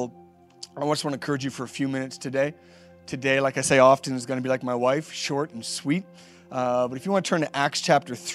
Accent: Nova Scotia, Canada; Been here my whole life, born and raised in Nova Scotia

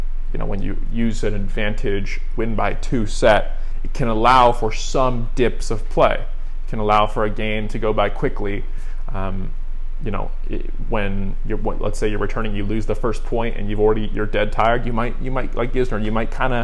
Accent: United States; as an American

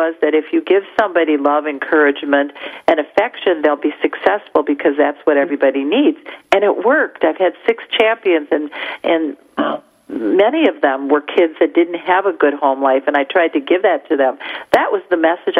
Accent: Detroit, Michigan, United States; accent: Midwest; Being from the Midwest, I guess my accent is identifiable to other people

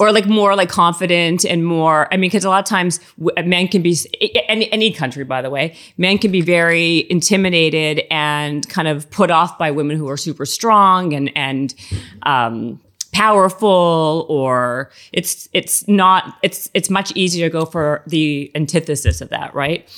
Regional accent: Winnipeg, Manitoba, Canada; moved away; also born or lived in Toronto; I'm from Winnipeg and then Toronto

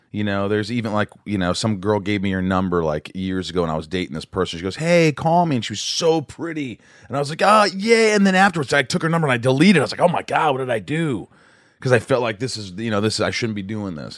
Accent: Southern Indiana, United States; I grew up in Indiana, Southern Indiana

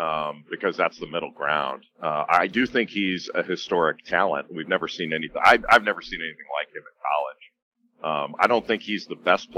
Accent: Los Angeles, California, United States; I grew up in Los Angeles

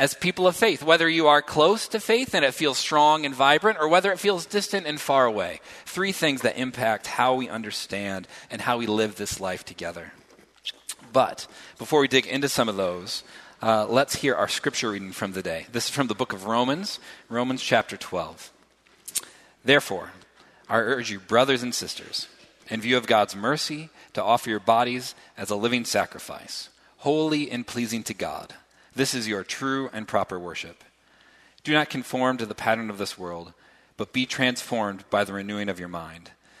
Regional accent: Reed City, Michigan, United States; moved away as an adult; also born or lived in New York City / Grand Rapids, Michigan; I grew up in Reed City, Michigan, small town, 4,000 people, twice as many deer, four times as many pine trees.

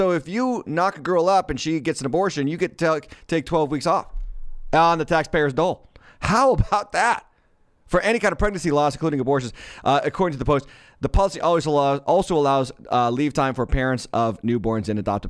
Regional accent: Massachusetts, United States; my home state of Massachusetts

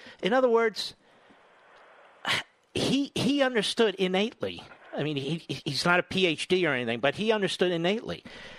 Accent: Philadelphia, Pennsylvania, United States; I'm from Philly.

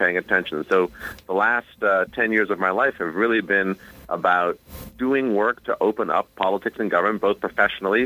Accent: New York City, New York, United States; I was born and raised here in New York, public school student, went to Bronx Science.

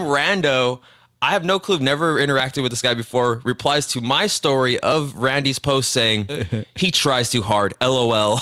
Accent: Cudahy, California, United States; also born or lived in Downey, California; I grew up in Cudahy, born in Downey, Los Angeles, Southeast Los Angeles area

